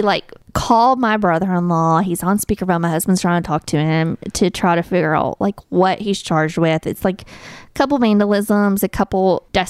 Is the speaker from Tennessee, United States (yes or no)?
yes; little town in Tennessee, United States; And in my hometown, it's just a different life.